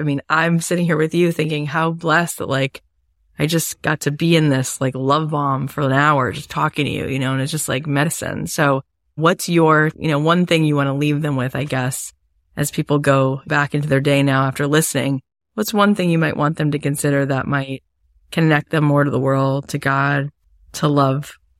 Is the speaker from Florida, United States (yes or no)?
yes; Florida, United States; I grew up in Florida